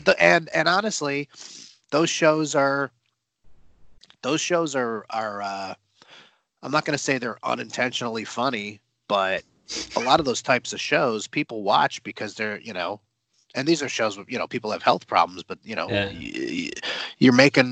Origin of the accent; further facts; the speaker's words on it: Houston, Texas, United States; I'm from Houston